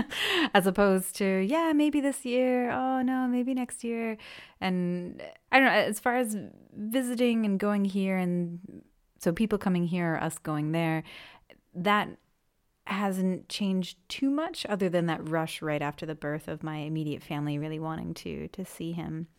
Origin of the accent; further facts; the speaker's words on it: Maine, United States; first language English; moved away as an adult; now in Freiburg, Germany; I'm from Maine in the U S, and I currently live in Freiburg